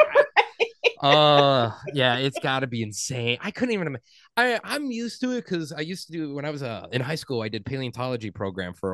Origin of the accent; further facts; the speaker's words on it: Midwest, United States; accent: Midwestern; my Midwestern accent